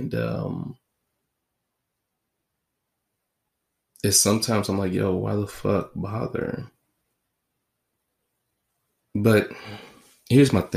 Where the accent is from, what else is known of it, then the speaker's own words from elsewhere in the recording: United States; I'm an American